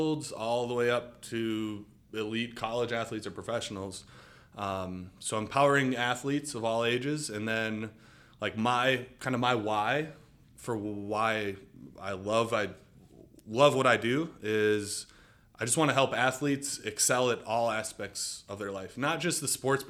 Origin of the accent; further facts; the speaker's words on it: Mequon, Wisconsin, United States; So I grew up in Mequon, Wisconsin, about 20 minutes north of Milwaukee.